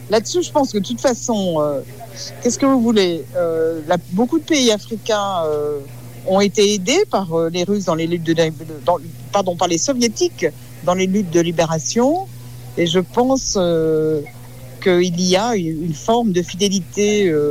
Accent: France; Nou, en tant que Français, euh, on n'a plus notre mot à dire.

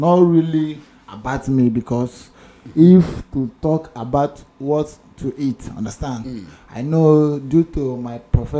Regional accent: Nigeria; now in Ghana; I was brought up in Nigeria

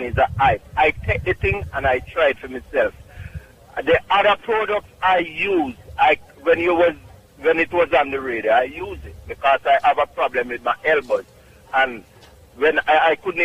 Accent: Clark's Town, Trelawny, Jamaica; also born or lived in Bronx, New York; now in New York, United States; Clarkstown, Jamaica, Trelawney.

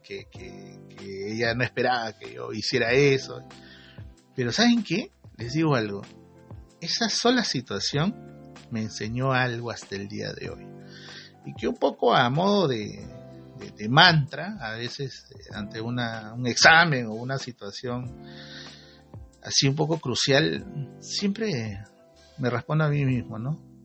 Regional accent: Peru; como peruanos que somos

